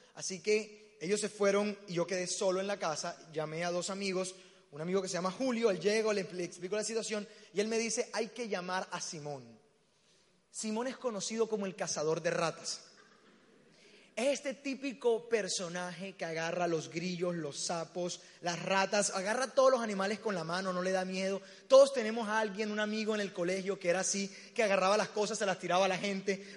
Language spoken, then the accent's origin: Spanish; Barranquilla, Atlántico, Colombia; accent: costeño; moved away as an adult; now in Medellín, Colombia; Me encanta estar en mi tierra. Yo no soy paisa, soy barranquillero.